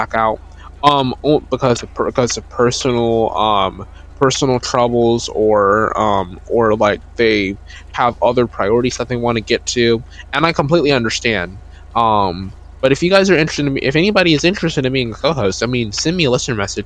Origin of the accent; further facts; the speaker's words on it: North Carolina, United States; My hometown actually has 15% of all of North Carolina's total plays